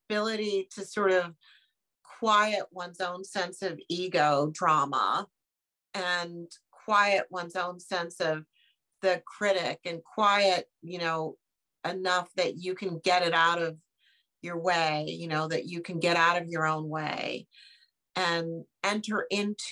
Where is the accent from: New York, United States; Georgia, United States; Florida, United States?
New York, United States; New York City; I am a New Yorker